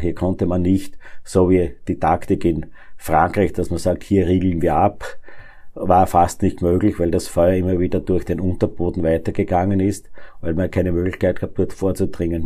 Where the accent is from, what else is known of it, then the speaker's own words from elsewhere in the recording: Neunkirchen District, Lower Austria, Austria; Ich komme aus dem Bezirk Neunkirchen